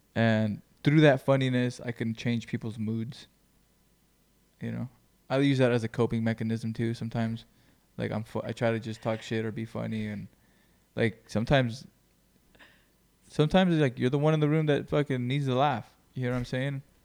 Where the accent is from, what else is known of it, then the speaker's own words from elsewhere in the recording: Greenfield, California, United States; moved away; I moved from Greenfield